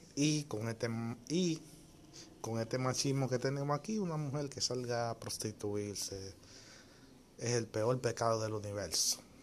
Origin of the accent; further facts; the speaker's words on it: Dominican Republic; mi país, o sea, República Dominicana